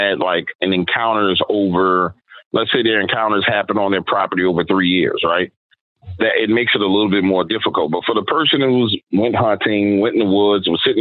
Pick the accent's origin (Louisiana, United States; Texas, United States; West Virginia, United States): Louisiana, United States; New Orleans; I'm born and raised in New Orleans, Louisiana, but my neighborhood was pretty much the swamps, right? And it's New Orleans East